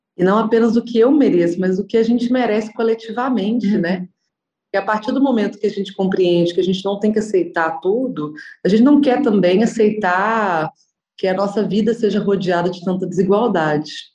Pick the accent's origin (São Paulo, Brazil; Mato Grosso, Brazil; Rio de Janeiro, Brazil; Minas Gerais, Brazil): Minas Gerais, Brazil; Nova Lima; also born or lived in Belo Horizonte; nasci em Belo Horizonte, mas cresci em Nova Lima